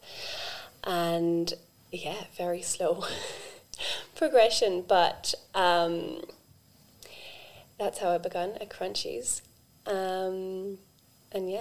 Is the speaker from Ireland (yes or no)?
yes; Ireland; now in Australia; I grew up in Ireland on a farm